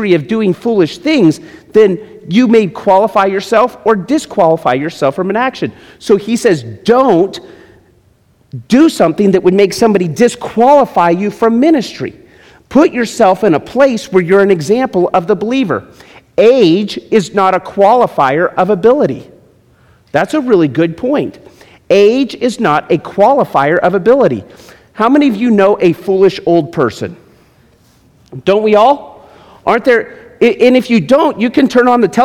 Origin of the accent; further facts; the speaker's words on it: Las Vegas, Nevada, United States; I'm from Las Vegas